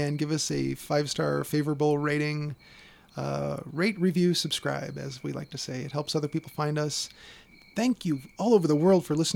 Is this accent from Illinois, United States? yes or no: yes; Chicago, Illinois, United States; where I grew up in Chicago